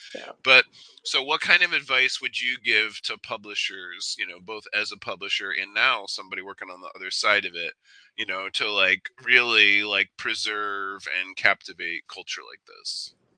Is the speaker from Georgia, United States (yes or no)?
no; Cleveland, Ohio, United States; I grew up in Cleveland